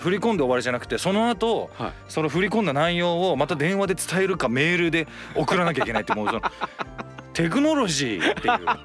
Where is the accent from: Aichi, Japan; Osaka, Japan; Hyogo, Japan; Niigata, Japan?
Aichi, Japan; Toyoyama; moved away as an adult; now in Tokyo, Japan; 愛知県の豊山町というところですねあの西春日郡郡